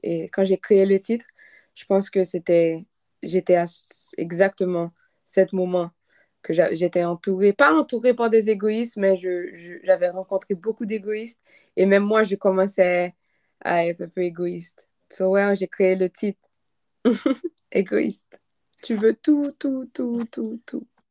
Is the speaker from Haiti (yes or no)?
yes; Haiti; French is a second language; moved away; je viens d'Haïti